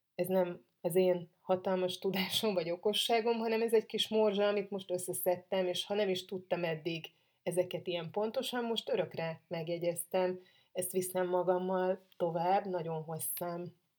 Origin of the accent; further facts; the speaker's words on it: Hungary; magyar vagyok